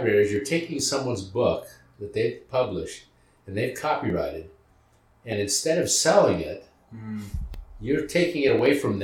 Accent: California, United States; moved away as an adult; now in Utah, United States; we're from California

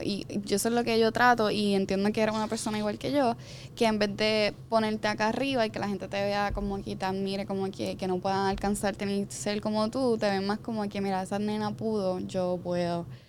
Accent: San Sebastián, Puerto Rico; accent: arrastro la erre (Jíbara); now in Guaynabo, Puerto Rico; yo no soy ni de Guaynabo, yo soy de San Sebastián, soy Jibara, yo arrastro la eje

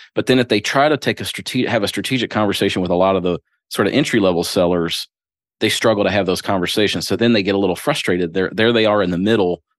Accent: Springfield, Ohio, United States; moved away as an adult; also born or lived in Louisville, Kentucky; now in Crestwood, United States; I was born and raised in Springfield, Ohio.

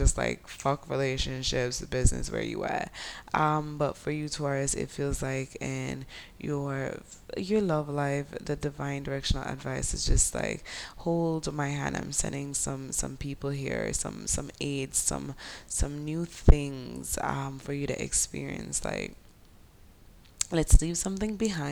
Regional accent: Jamaica; accent: Jamaican Creole; my Jamaican Creole accent

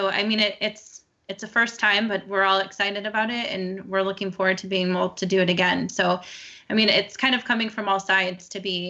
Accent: Chicago, Illinois, United States; I'm from Chicago.

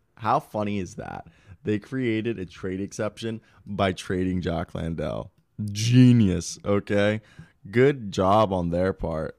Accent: Baltimore County, Maryland, United States; moved away as an adult; also born or lived in Kansas; I'm from Baltimore, Maryland, if you guys don't know. Well, Bal, Baltimore County. Baltimore County, Maryland

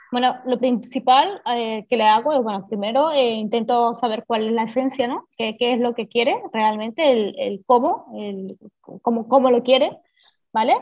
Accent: Venezuela; now in Barcelona, Spain; llevo muchísimos años en Barcelona, soy de Venezuela, pero bueno, estoy afincada aquí en Barcelona

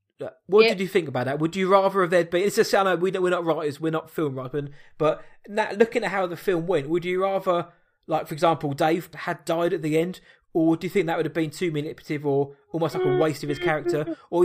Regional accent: South East England, United Kingdom; I'm from Surrey, so it's a bit more me.

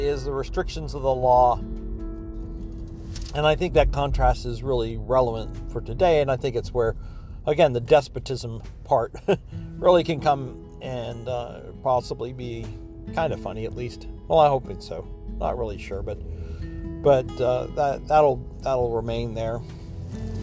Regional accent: Oak Ridge, Tennessee, United States; my hometown, I think, of Oak Ridge

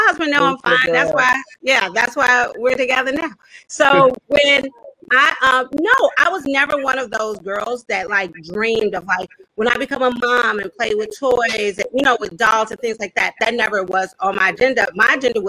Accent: Chicago, Illinois, United States; I'm a daughter of Chicago

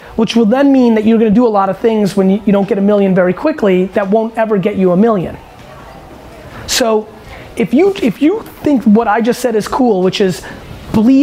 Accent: United States; also born or lived in Eastern Europe; as an American, you know, who was born in Eastern Europe

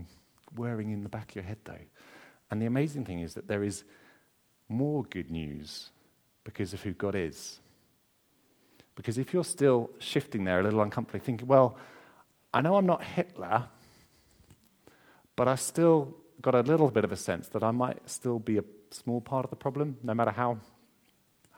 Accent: Essex, East of England, United Kingdom; I'm from Essex. Remember that my mom cleaned the house way too much when I was growing up

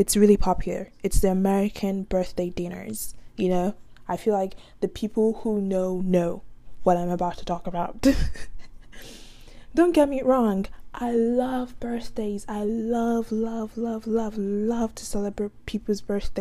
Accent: Nigeria; now in United States; I'm just Nigerian

